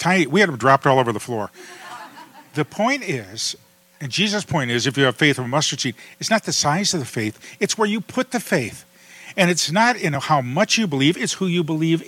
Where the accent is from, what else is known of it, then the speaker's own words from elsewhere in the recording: Toledo, Ohio, United States; We grew up in Toledo, Ohio